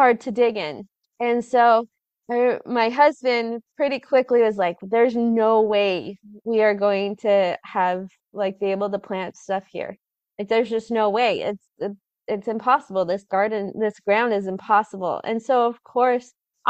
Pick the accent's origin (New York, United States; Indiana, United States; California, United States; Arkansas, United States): California, United States; Southern; moved away; I grew up in California, in Southern California